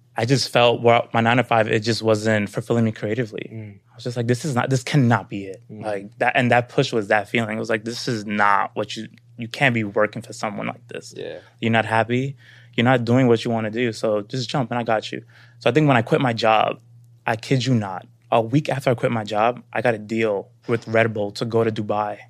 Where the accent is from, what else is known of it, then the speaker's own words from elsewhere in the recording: New York City, New York, United States; moved away as an adult; now in Los Angeles, United States; I didn't know who I was growing up in Brooklyn, being a Dominican black kid